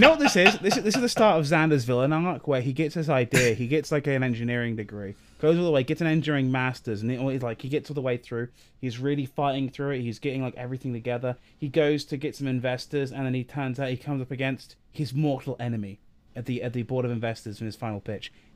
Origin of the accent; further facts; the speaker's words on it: England, United Kingdom; we're English